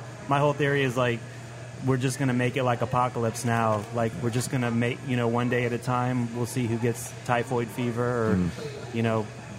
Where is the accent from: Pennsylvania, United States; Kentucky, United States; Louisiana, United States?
Louisiana, United States; New Orleans; now in Gretna, United States; I'm actually from Uptown.